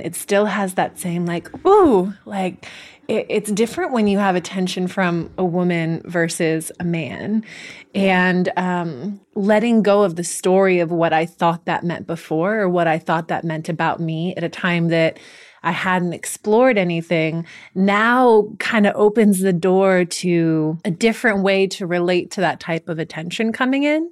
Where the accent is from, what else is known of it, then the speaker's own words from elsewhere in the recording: the Bay Area, California, United States; growing up in the Bay Area